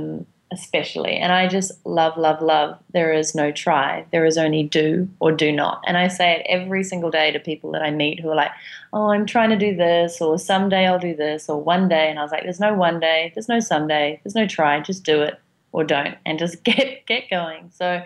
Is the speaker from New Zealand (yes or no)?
yes; New Zealand; And the accent is because I'm from New Zealand.